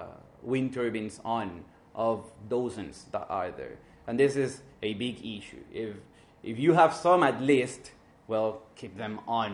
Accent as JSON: {"language": "English", "country": "Puerto Rico", "tie": "born or raised there", "moved": "yes", "said": "I was now a couple of weeks ago in Puerto Rico, going from my hometown to the west"}